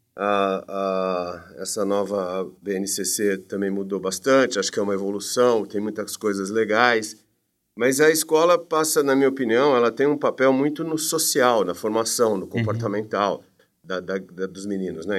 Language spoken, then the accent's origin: Portuguese; Campinas, São Paulo, Brazil; Sou de Campinas, sempre morei em Campinas